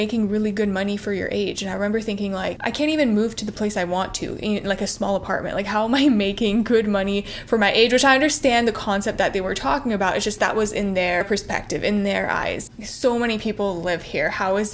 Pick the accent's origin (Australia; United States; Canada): Canada; Ontario; moved away as an adult; also born or lived in Barrie; now in Toronto, Canada; I grew up in a pretty small town, about two and a half hours outside of Toronto